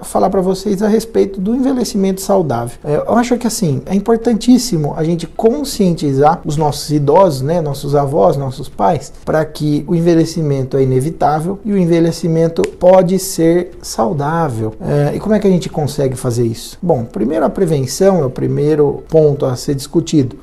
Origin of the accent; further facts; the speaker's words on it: Brazil